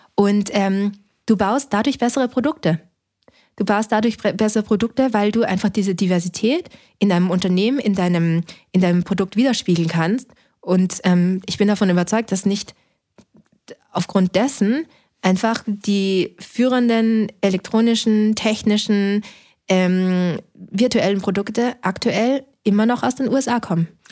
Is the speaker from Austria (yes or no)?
yes; Linz, Upper Austria, Austria; now in Berlin, Germany; Ich bin in Österreich schon geboren